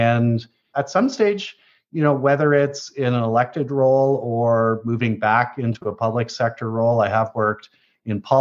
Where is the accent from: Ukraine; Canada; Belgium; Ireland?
Canada; i came back to canada five years ago to have a positive impact in my home country